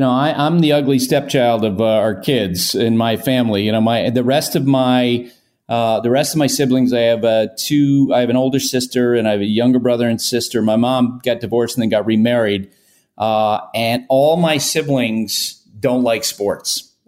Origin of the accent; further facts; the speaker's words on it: Vermont, United States; And the team I listened to the most, of course, was the Red Sox growing up in Vermont.